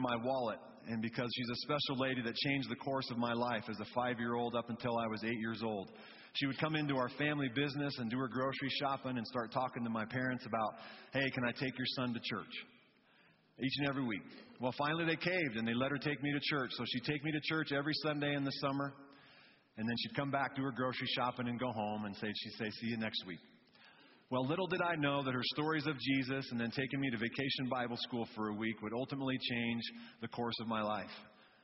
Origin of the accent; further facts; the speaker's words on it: South Fork, Colorado, United States; also born or lived in Thousand Oaks, California; now in Fort Collins, United States; I was born in Thousand Oaks, California, but my family wanted to escape the city life, and so they moved us to a town called South Fork, Colorado